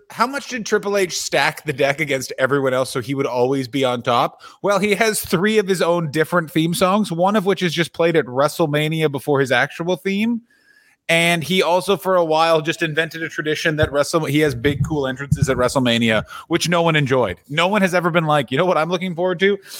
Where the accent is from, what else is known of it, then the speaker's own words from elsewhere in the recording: Canada; as a Canadian man